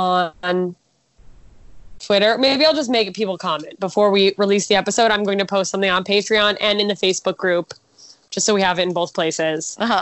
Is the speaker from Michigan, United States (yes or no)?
yes; Detroit, Michigan, United States; you're from Detroit? I'm from Detroit.